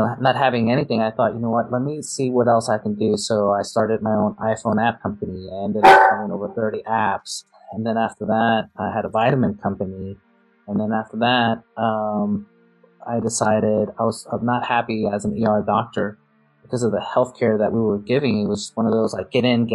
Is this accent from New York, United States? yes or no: yes; New York City, New York, United States; I grew up in New York City